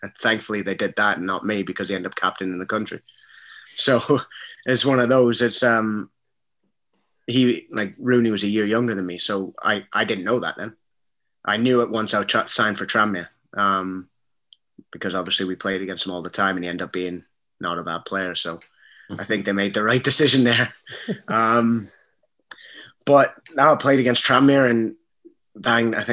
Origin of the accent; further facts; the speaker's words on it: Brampton, Ontario, Canada; also born or lived in Scotland; I grew up in Brampton, which is about 40 minutes from Toronto